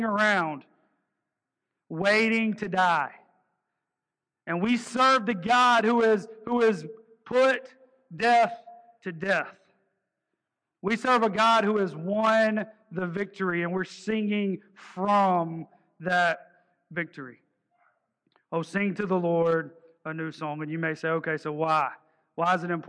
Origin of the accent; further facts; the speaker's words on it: the South, United States; accent: twang; I'm from the South